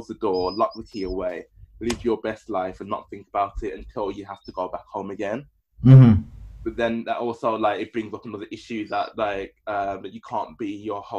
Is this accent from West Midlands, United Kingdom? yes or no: yes; Birmingham, West Midlands, United Kingdom; now in London, United Kingdom; We're from Birmingham. I'm from Birmingham, which isn't that far away from where I am now in London.